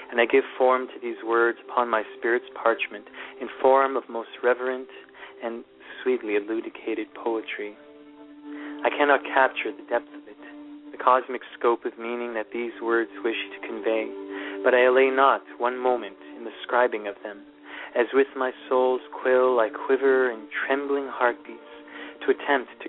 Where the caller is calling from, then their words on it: Thunder Bay, Ontario, Canada; Uh, I'm calling from Ontario in Canada.